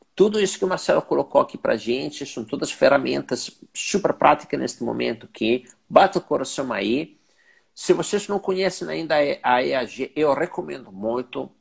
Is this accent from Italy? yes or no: yes; Italy; now in Brazil; eu sendo que sou italiano